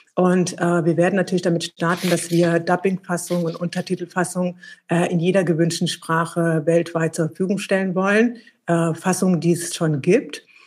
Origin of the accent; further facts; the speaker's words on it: Eritrea; now in Berlin, Germany; in meinem Heimatland Eritrea